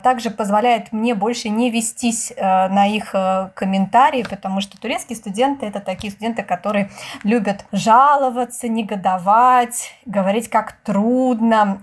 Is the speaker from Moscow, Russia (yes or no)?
yes; Moscow, Russia; moved away as an adult; now in Turkey; я из России, что я из Москвы